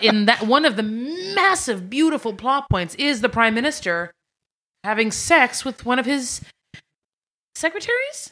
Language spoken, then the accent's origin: English; Montreal, Quebec, Canada; now in Vancouver, Canada; I'm from Montreal.